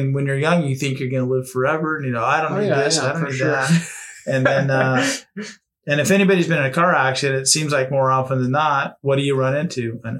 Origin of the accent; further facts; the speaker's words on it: Arcadia, California, United States; I grew up near Santa Anita Racetrack in Arcadia, California.